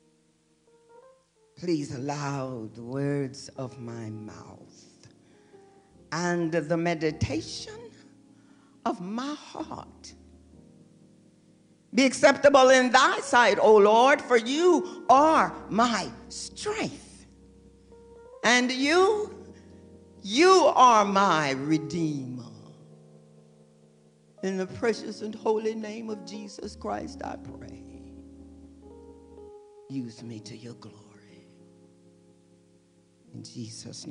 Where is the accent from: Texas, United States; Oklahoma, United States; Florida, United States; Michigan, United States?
Texas, United States; moved away as an adult; now in California, United States; I was born and raised in Texas. I've spent 40 years in Texas, and I spent 35 years now in California